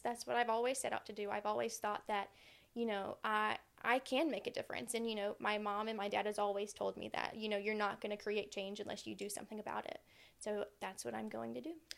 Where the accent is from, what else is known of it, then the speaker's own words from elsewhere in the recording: Aiken, South Carolina, United States; now in Summerville, United States; lived in Aiken all of my life. That's where I grew up.